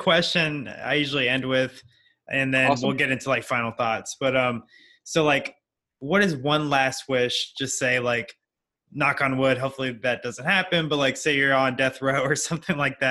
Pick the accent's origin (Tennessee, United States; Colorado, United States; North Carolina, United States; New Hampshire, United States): North Carolina, United States; Charlotte; I'm from Charlotte, North Carolina.